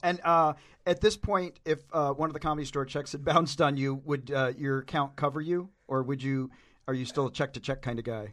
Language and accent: English; Tennessee, United States; I'm from Tennessee